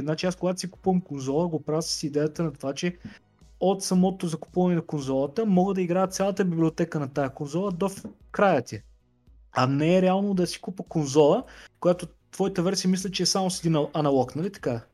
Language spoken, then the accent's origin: Bulgarian; Plovdiv, Plovdiv Province, Bulgaria; moved away as an adult; also born or lived in London; аз съм от Пловдив